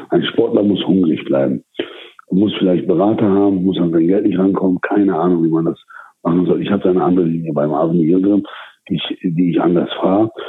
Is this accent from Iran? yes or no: no; England, United Kingdom; now in Germany; Also in meiner Heimat, ich habe ja in England selber immer geboxt.